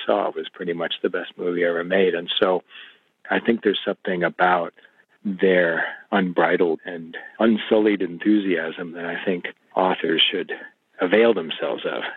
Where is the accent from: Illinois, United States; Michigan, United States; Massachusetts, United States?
Illinois, United States; I grew up in Illinois